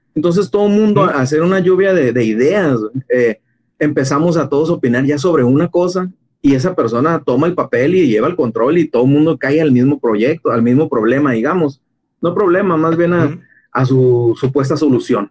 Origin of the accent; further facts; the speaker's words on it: Mexico; Como mexicanos